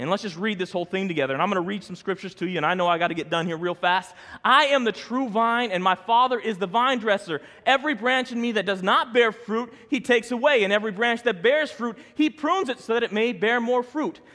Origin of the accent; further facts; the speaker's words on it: Denver, Colorado, United States; growing up in South Denver, I knew a lot of Case Van de Dutch